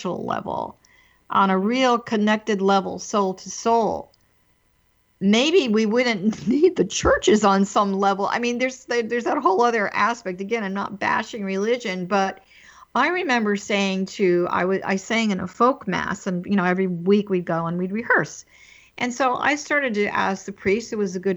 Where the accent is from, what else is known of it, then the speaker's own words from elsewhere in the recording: East Coast, United States; I was raised on the East Coast in a very traditional Catholic religion